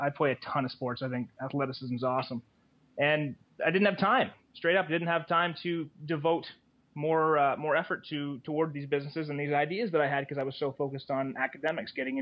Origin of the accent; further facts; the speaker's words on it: Canada; Being Canadian